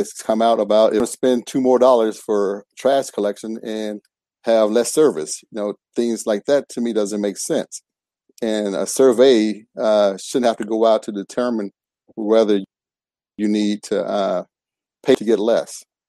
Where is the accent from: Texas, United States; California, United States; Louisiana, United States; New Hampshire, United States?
Louisiana, United States; Shreveport; moved away as an adult; now in Grand Prairie, United States; I'm originally from Shreveport.